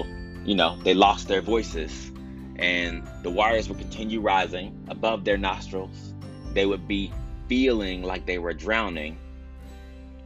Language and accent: English; Texas, United States; as a Texan, you know, we deal with all types of severe weather.